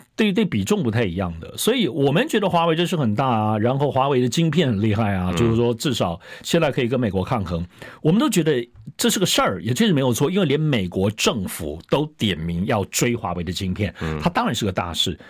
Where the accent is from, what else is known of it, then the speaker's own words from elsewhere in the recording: Hualien County, Taiwan; 我是花莲人嘛